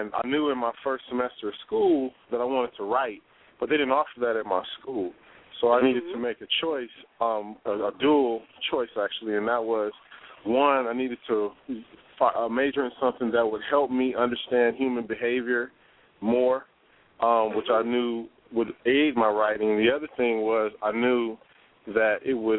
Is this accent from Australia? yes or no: no; Los Angeles, California, United States; moved away as an adult; now in Philadelphia, United States; I'm originally from Los Angeles, California